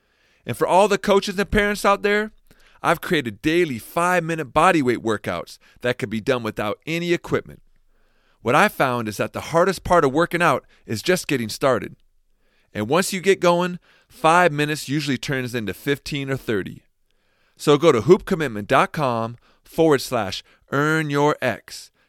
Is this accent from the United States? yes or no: yes; Washington, United States; my hometown, Washington State